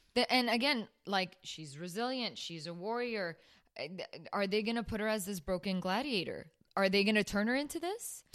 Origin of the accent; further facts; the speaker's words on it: Burbank, California, United States; growing up in Burbank